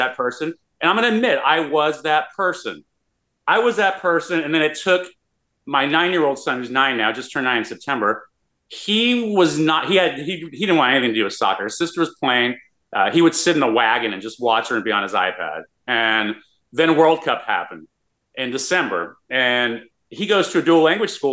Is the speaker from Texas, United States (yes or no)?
yes; El Paso, Texas, United States; now in Austin, United States; I grew up in El Paso, Texas, in a border town